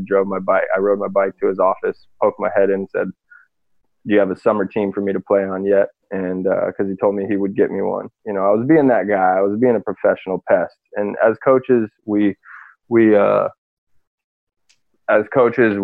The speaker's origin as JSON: {"language": "English", "region": "Arizona", "country": "United States", "also_born_or_lived": "Washington", "moved": "as an adult", "said": "I'm from Arizona originally"}